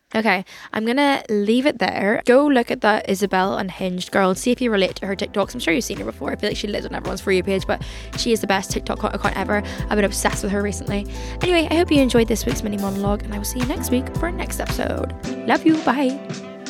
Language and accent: English; Ireland; I am an Irish girl